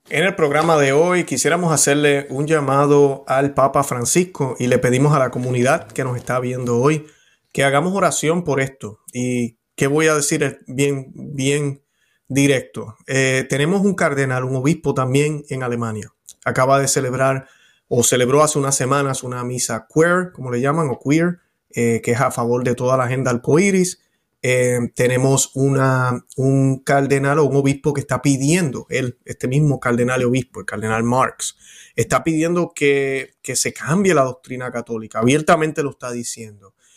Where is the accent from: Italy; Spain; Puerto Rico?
Puerto Rico; Yo como puertorriqueño